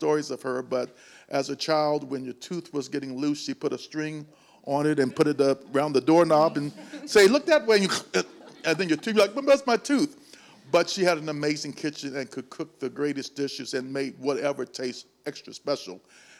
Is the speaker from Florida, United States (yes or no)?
no; Chicago, Illinois, United States; I came here from Chicago. I can't believe how many years ago that it was.